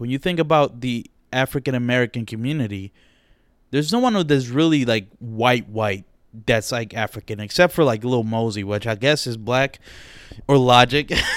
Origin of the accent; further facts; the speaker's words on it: Dominican Republic; accent: Dominican; my Dominican accent slips out